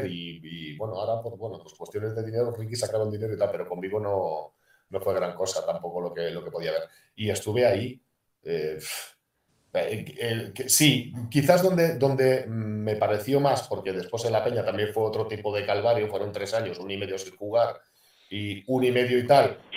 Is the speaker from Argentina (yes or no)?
no; Málaga, Andalusia, Spain; la realidad es que yo me fui de Málaga y ha sido quizás, bueno, y, cuando me retiré del estudiante de los dos equipos que me he ido llorando, porque yo de Málaga no quería salir nunca a la vida.